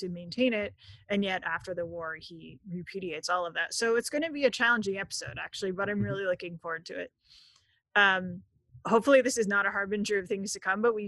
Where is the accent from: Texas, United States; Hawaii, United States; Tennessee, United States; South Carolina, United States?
South Carolina, United States; Greenville; I'm from Greenville, South Carolina. Born and bred